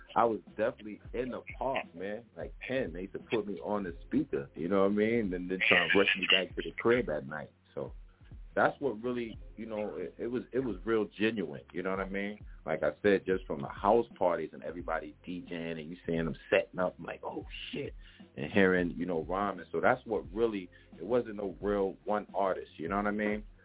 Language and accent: English; New York City, New York, United States; also born or lived in the Bronx; I was born in Harlem